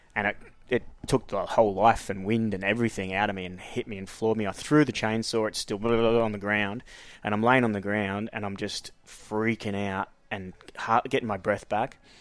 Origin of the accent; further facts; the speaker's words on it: Queensland, Australia; moved away as an adult; also born or lived in Frankston, Victoria / Blind Bight, Victoria; now in Melbourne, Australia; I was pretty much raised in Queensland. Um, so most of my schooling life was up there from a gra-, grade four onwards.